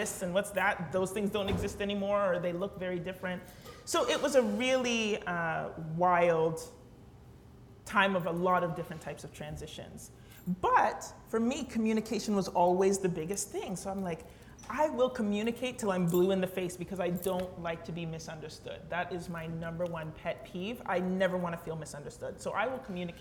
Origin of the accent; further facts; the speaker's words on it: London, Ontario, Canada; growing up in London, at least when I grew up in London